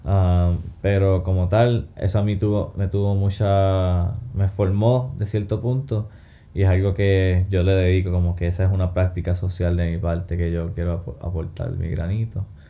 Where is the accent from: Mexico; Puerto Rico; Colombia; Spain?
Puerto Rico; Hormigueros; moved away; also born or lived in Santurce, Puerto Rico / Nashville, Tennessee; nací en Santurce, me crié en Hormiguero y en Nashville, Tennessee.